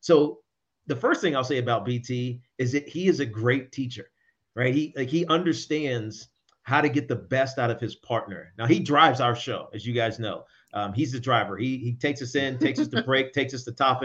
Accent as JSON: {"language": "English", "region": "Southwest Virginia", "country": "United States", "tie": "born or raised there", "also_born_or_lived": "New York City, United States", "moved": "as an adult", "lives_now": "New Jersey, United States", "said": "I grew up in Southwest Virginia."}